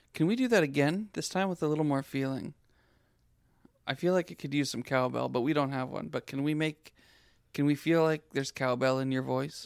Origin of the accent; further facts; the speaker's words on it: Saskatoon, Saskatchewan, Canada; moved away; also born or lived in Abbotsford / Nelson, British Columbia; I was brought up in Saskatchewan.